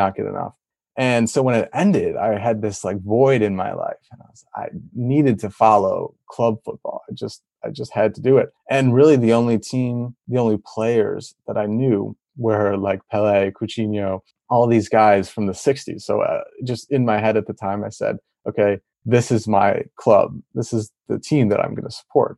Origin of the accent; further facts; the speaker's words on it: Detroit, Michigan, United States; I was born and raised in Detroit, Michigan